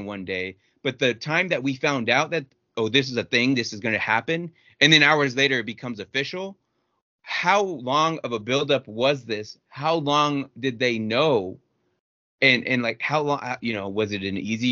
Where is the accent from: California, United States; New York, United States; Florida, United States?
California, United States; Downey; I went to Downey High School.